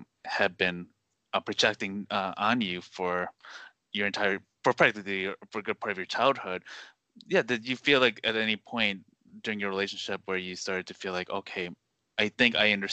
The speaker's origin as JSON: {"language": "English", "town": "Westmont", "region": "Illinois", "country": "United States", "tie": "born or raised there", "said": "I grew up in Westmont, which is not too far from Naperville"}